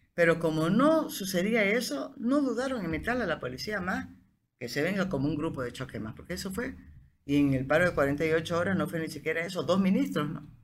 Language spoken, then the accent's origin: Spanish; Bolivia; yo soy boliviano